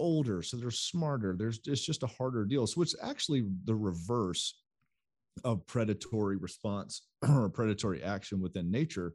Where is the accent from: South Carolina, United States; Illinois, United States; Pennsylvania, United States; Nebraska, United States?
South Carolina, United States; growing up in South Carolina